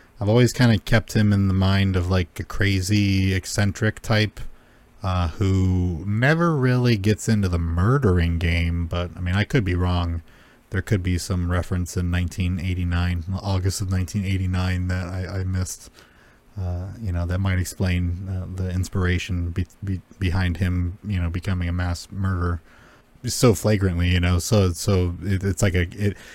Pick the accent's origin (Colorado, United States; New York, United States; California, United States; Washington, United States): California, United States; Los Angeles; I grew up in Los Angeles